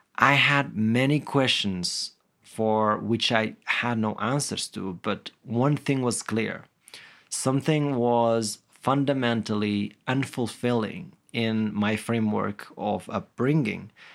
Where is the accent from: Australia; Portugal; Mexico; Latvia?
Portugal; Guimarães, Norte; I grew up in a small village in the present-day city of Guimarães, which is known to be the birthplace of Portugal.